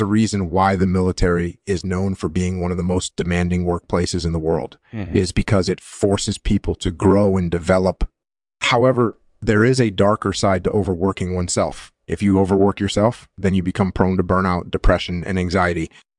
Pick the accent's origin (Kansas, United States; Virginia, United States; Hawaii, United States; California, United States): Hawaii, United States; I was born and raised in Hawaii, and I enlisted in the military at the age of 19.